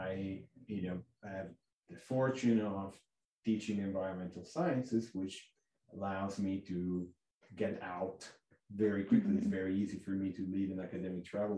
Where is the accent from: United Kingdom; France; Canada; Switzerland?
Switzerland; Lugano, Ticino; moved away as an adult; also born or lived in Zurich / Montana; I'm actually born and raised like 300 meters as the crow flies from North Campus